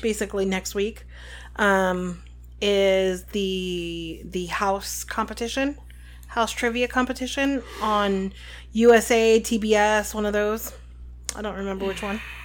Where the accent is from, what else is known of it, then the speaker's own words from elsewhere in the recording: New Jersey, United States; we're from New Jersey.